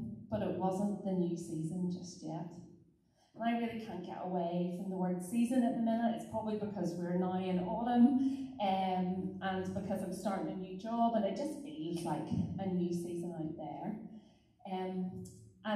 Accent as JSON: {"language": "English", "town": "Glengormley", "region": "Northern Ireland", "country": "United Kingdom", "tie": "born or raised there", "also_born_or_lived": "Carnlough / Carrickfergus / Coleraine", "said": "I am originally from Glengormley, stroke Carnlough, so a bit of a blow into Carrick. Former pupil of Ballycare High"}